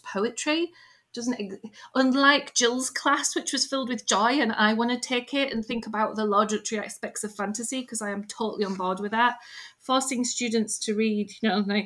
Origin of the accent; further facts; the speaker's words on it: United Kingdom; I'm British